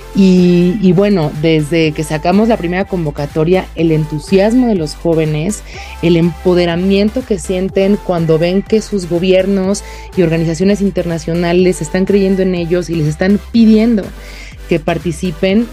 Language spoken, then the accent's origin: Spanish; Mexico; como mexicana